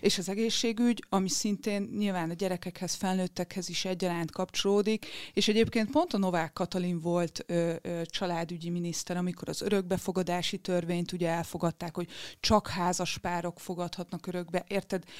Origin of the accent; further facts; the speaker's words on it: Győr, Győr-Moson-Sopron, Hungary; én Győri vagyok